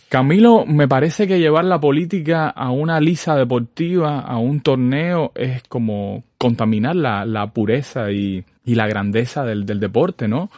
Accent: Sagua la Grande, Villa Clara, Cuba; now in Havana, Cuba; Yo soy de Zaguala Grande

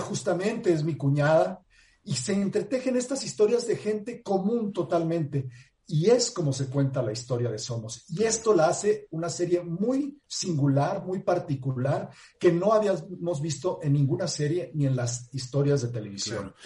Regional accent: Mexico; como mexicano y como actor

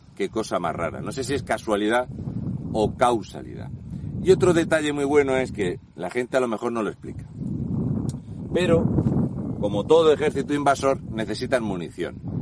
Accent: Region of Murcia, Spain; moved away; also born or lived in Canary Islands / Melilla; Soy un murciano encabronado.

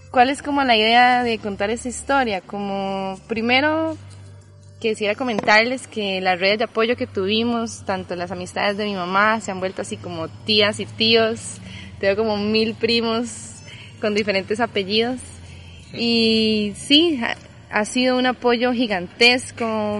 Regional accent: Costa Rica; also born or lived in Colombia; crecimos por acá en Costa Rica

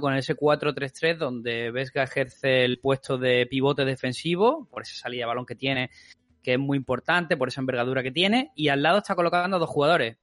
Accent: Málaga, Andalusia, Spain; como buen malagueño

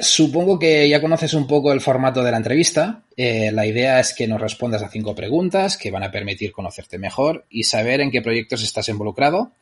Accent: Vic, Catalonia, Spain; yo soy de Vic.

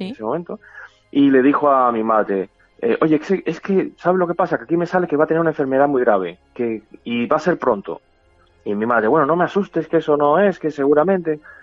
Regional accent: Havana, Cuba; moved away; yo me crié en un barrio, en Lauton, es, es una barriada

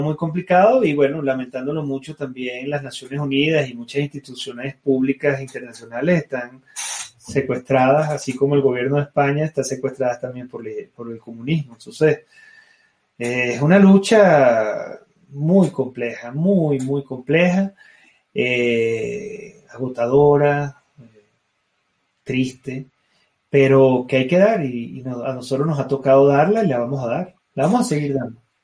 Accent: Venezuela; moved away as an adult; volver a su país, bañarse en sus mares, respirar sus brisas, escalar sus montañas, tomar su café, ver a mi gente, hablar mi idioma, escuchar mi acento

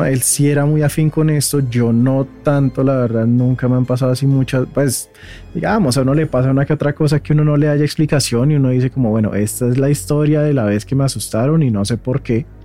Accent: Zipaquirá, Cundinamarca, Colombia; somos de Zipaquirá.

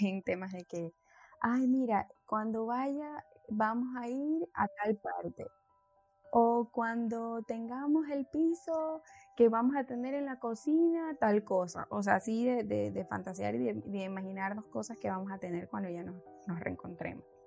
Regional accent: Guayaquil, Guayas, Ecuador; also born or lived in Spain; soy de Ecuador, de Guayaquil, pues tengo 28 años

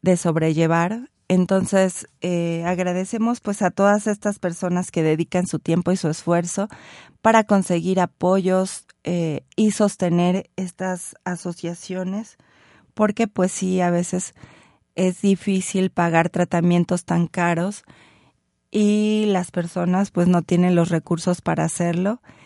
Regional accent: Mexico

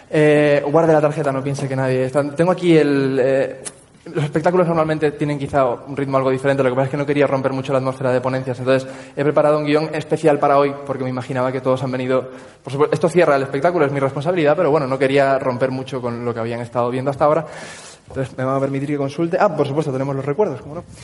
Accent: Canary Islands, Spain; accent: Tenerife; Tenerife. Tengo acento de Tenerife, total.

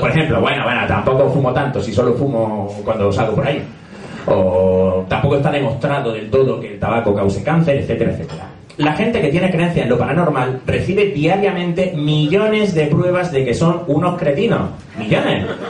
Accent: Granada, Andalusia, Spain; moved away as an adult; also born or lived in Madrid; Como habréis notado por el acento, soy de Granada, allí estudié psicología

